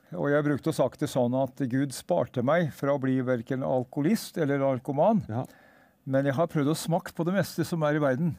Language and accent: Norwegian; Hedmarken, Innlandet, Norway; also born or lived in Østfold; now in Sarpsborg, Norway; jeg er egentlig født og oppvokst på Hedmarken